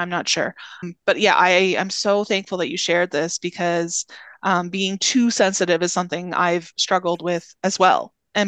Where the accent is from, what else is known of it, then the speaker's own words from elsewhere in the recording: Northern Ontario, Canada; moved away; I'm originally from Northern Ontario